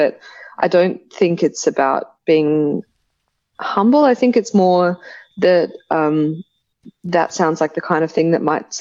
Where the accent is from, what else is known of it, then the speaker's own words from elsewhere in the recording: Brisbane, Queensland, Australia; now in Sydney, Australia; I just sort of got into graffiti and street art through friends growing up in Brisbane.